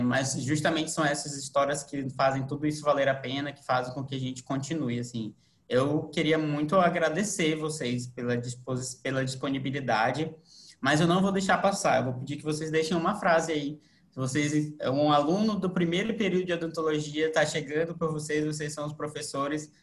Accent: Manaus, Amazonas, Brazil; now in Florianópolis, Brazil; Eu sou de Manaus, vim para cá para Florianópolis

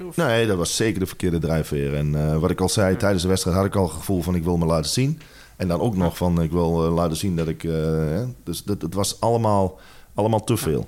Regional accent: Netherlands; moved away as an adult; also born or lived in England / Spain / Italy / South Africa; wij als Nederlanders eh, Engels praten

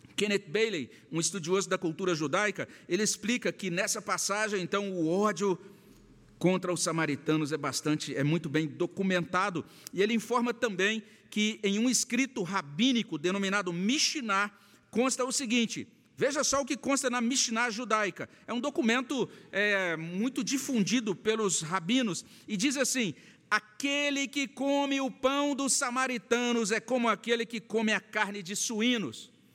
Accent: Brazil; nós, brasileiros do século XXI

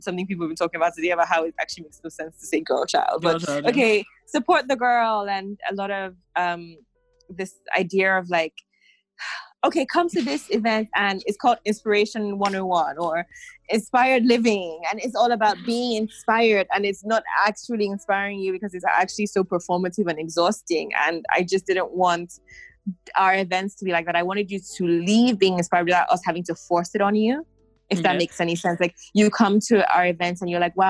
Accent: Nigeria; being Nigerian

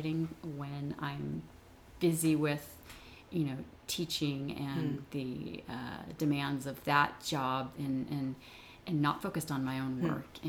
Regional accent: San Jose, California, United States; I grew up in San Jose, California

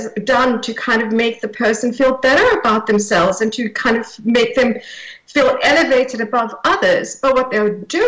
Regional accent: South Africa; now in United Kingdom; I grew up in South Africa, under apartheid South Africa

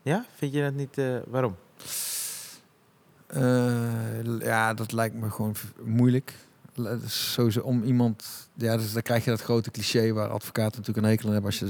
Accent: Tilburg, North Brabant, Netherlands; Ehm, maar eh, ik denk als Tilburger, de non de ju

